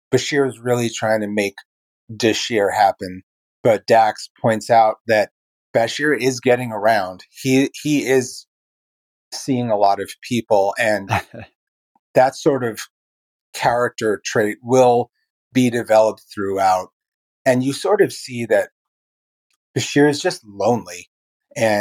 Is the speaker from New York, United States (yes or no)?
yes; New York City, New York, United States; now in Baltimore, United States; I live in Baltimore, Maryland. I come from Brooklyn, New York